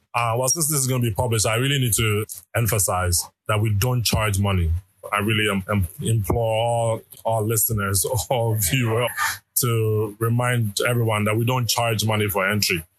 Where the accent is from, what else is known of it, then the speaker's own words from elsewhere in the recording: Ghana; moved away; also born or lived in Canada / United States; I am originally from Ghana, go to school in Canada for a couple of years. And then from there, I was in the US